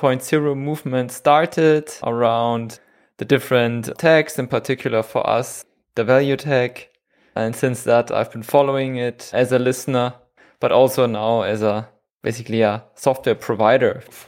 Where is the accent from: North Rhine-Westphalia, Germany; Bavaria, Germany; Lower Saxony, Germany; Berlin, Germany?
Bavaria, Germany; Munich; moved away as an adult; now in Switzerland; I'm from Germany. Okay. From Munich.